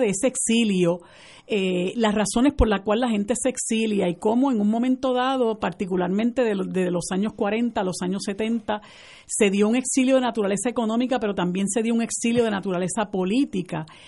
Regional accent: Puerto Rico; nosotros somos puertorriqueños

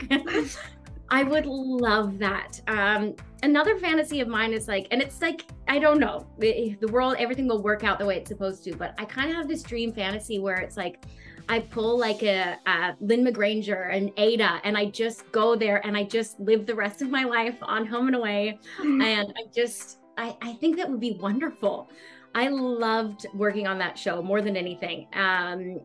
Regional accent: Australia; growing up in Australia

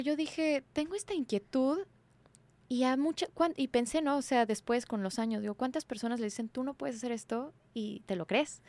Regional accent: Mexico City, Mexico; Yo soy de la Ciudad de México

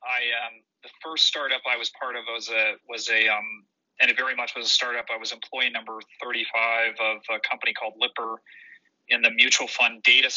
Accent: Denver, Colorado, United States; also born or lived in Switzerland / Austin, Texas / Palo Alto, California; I grew up in Denver, Colorado

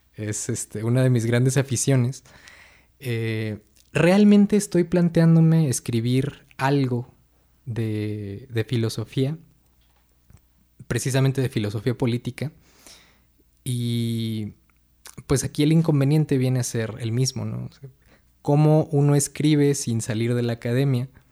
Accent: Atizapán de Zaragoza, State of Mexico, Mexico; also born or lived in Villa del Carbón; Pues yo nací en el Estado de México, somos eh, vecinos del municipio de Atizapán de Zaragoza. Eh, aquí crecí la, mayor parte de mi vida

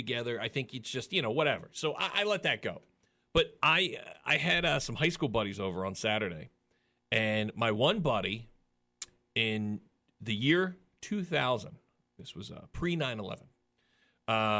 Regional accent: Philadelphia, Pennsylvania, United States; I'm from Philly

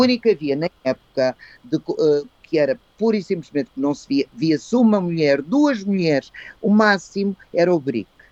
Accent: Cascais / Colégio Valsassina, Lisbon, Portugal; also born or lived in Coimbra; eu tinha casa em Cascais, eu estava no Colégio Valsassina eu cresci no Colégio Valsassina

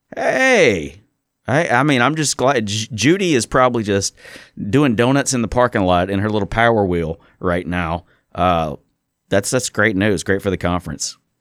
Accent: Hattiesburg, Mississippi, United States; also born or lived in Birmingham, Alabama; Hattiesburg is my hometown. I kind of wish I was born here

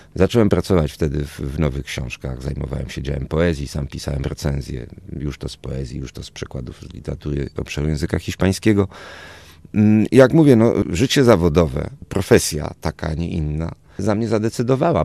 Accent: Warsaw, Masovian Voivodeship, Poland; also born or lived in Toulouse, France; czyli Praga, tam gdzie ja rzeczywiście to dzieciństwo spędziłem

